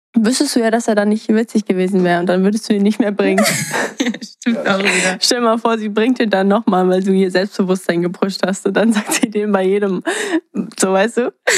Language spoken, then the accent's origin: German; Germany; accent: German; mein deutscher Akzent